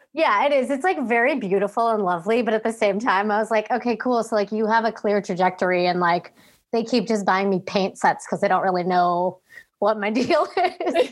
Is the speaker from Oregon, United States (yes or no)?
no; Woodridge, Illinois, United States; moved away; I was born and raised in Chicago, Illinois, in the suburbs specifically